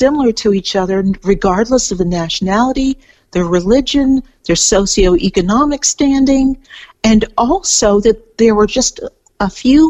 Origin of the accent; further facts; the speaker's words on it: California, United States; moved away as an adult; now in Melbourne, Australia; I'm from California, and I've lived for quite a while here in Australia. I live outside Melbourne now